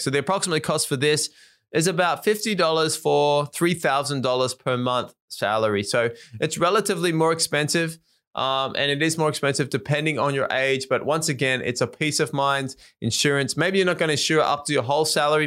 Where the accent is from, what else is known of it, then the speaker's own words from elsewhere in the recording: Australia; moved away as an adult; now in Japan; I was from Australia, lived in Japan